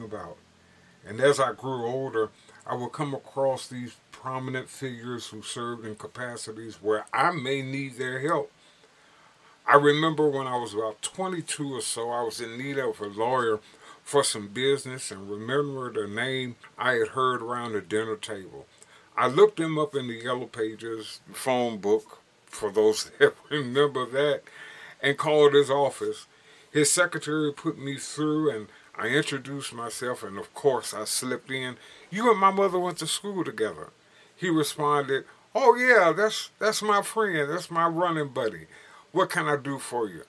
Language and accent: English; Gary, Indiana, United States; Growing up in Gary, Indiana, I learned a lot about my city, my surroundings